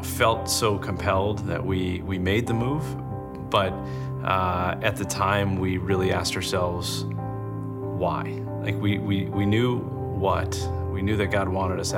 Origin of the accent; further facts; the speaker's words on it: Omaha, Nebraska, United States; also born or lived in East Coast; now in Bay Area, United States; I'm originally from Omaha, Nebraska